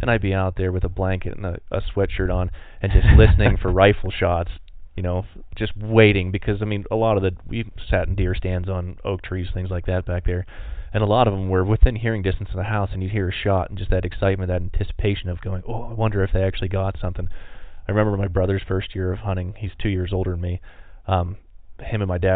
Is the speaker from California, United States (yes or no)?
no; Pennsylvania, United States; now in Montana, United States; originally growing up in Pennsylvania, it was super cool